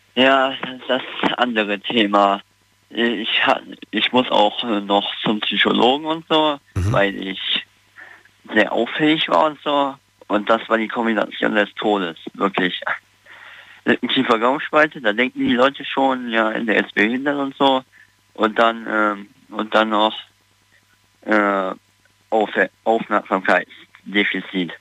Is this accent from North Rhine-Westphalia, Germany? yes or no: yes; Neunkirchen-Seelscheid, North Rhine-Westphalia, Germany; Neunkirchen-Seetscheid halt in der Nähe von Siegburg.